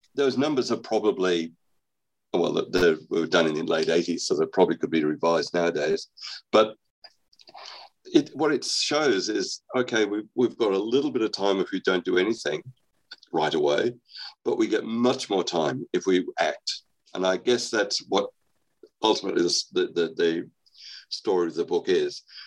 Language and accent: English; Australia; moved away; I'm actually Australian. I was I was educated in Australia